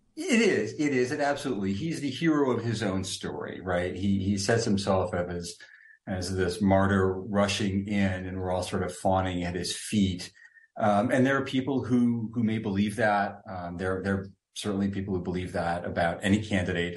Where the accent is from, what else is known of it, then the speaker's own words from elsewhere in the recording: Washington, District of Columbia, United States; my hometown club of D C United